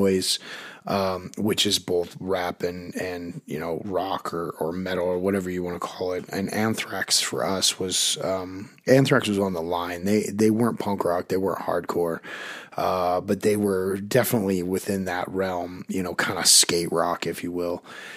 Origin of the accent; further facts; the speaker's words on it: Park City, Utah, United States; I grew up in Park City, Utah, which is a ski resort town, but it's also a small town.